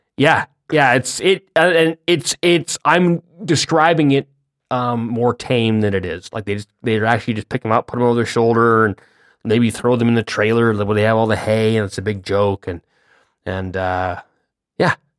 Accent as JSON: {"language": "English", "country": "Canada", "said": "being Canadian"}